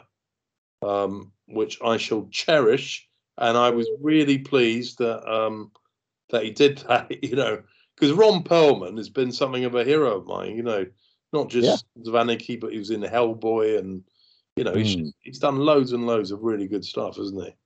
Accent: London, United Kingdom; me growing up in London

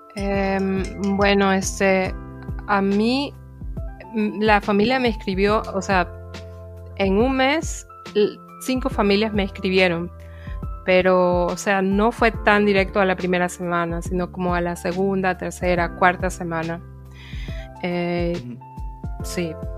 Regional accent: Guayaquil, Guayas, Ecuador; moved away as an adult; now in Offenbach, Germany; vengo originariamente de la ciudad de Guayaquil

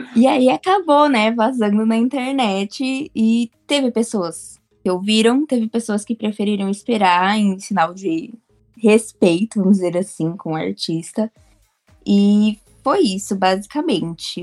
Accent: São Paulo, Brazil; sou aqui de São Paulo

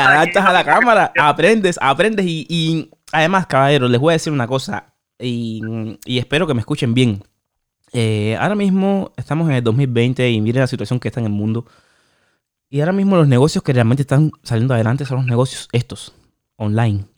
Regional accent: Cuba; moved away; yo tengo a mi mamá en Cuba y me fui de Cuba

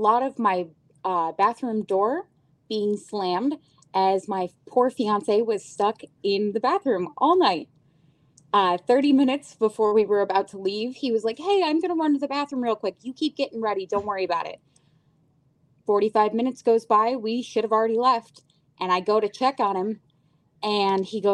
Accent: Syracuse, New York, United States; growing up in Syracuse, New York.

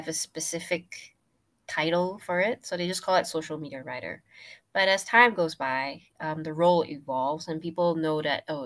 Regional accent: Penang, Malaysia; I'm going back to Penang. So Penang's my hometown.

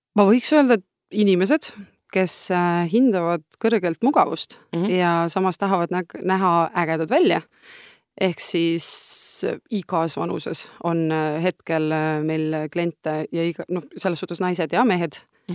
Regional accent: Estonia; me oleme Noorutsist pärit, lehmade lammaste vahelt sealt

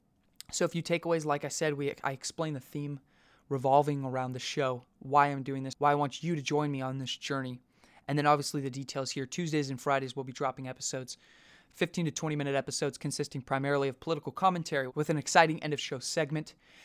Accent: United States; our privilege as American citizens

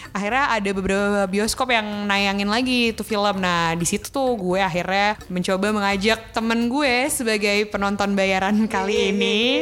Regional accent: Indonesia; kita orang Indonesia

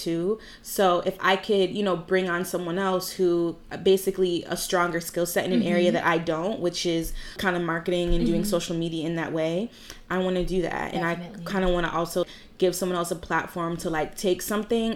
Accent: Williamsville, New York, United States; I grew up in Williamsville my entire life

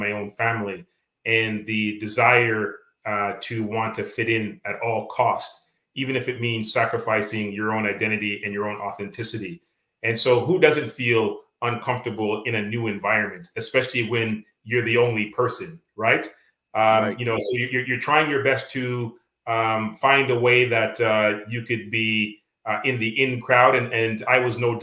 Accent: Canada; accent: Canadian; being Canadian, I mean, I have my Canadian accent

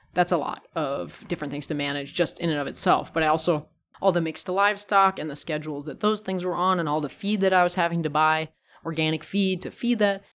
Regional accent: California, United States; moved away; growing up in California

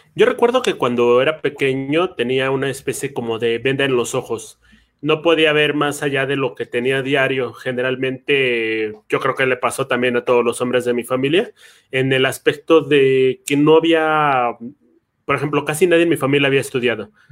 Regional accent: Mexico City, Mexico; los dos venimos de barrio, ¿no? Yo vengo de Tlalpan

